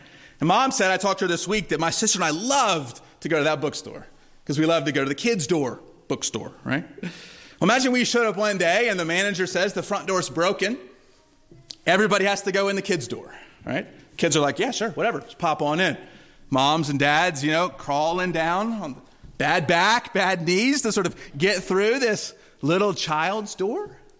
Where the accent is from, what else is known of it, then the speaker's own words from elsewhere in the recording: Durham, North Carolina, United States; When I was growing up in Durham, there was a bookstore that my mom loved to take my sister and I to.